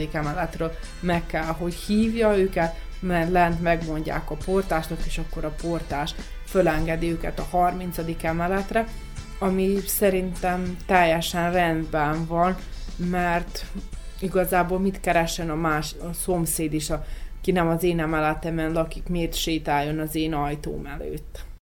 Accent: Serbia; moved away; Szerbiából jövünk

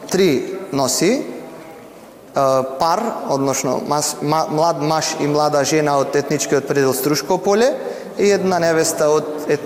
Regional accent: Struga, North Macedonia

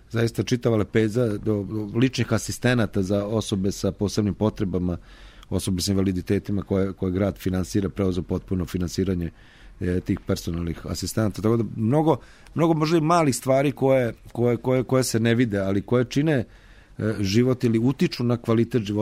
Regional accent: Novi Sad, Vojvodina, Serbia; kod nas u Novom Sadu

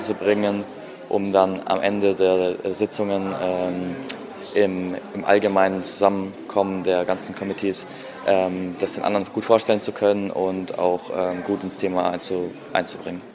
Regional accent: Regensburg, Bavaria, Germany; ich komme aus Regensburg, das ist in Bayern

